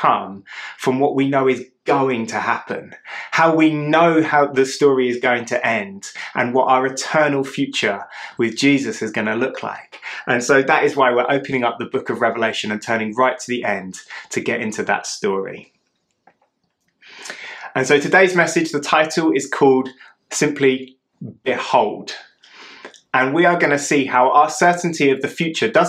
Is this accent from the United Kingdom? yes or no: yes; United Kingdom; I'm British